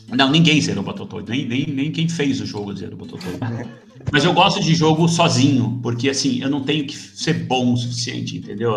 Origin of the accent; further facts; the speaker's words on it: Brazil; also born or lived in United States; now in Portugal; Eu sou brasileiro.